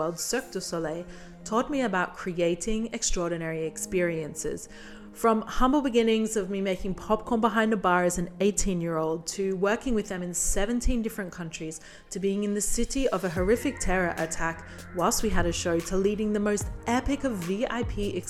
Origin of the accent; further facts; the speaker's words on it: Brisbane, Queensland, Australia; moved away; my hometown of Brisbane, Australia